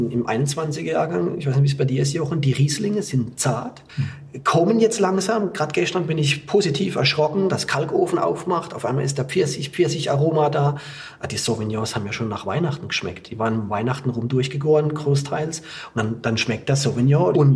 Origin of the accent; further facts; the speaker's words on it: Baden-Württemberg, Germany; ich bin in Südbaden aufgewachsen, habe im Kaiserschuh gelernt, war in Burgund. Das hätte ich mal nicht gedacht. Da kam ich 2008 in die Pfalz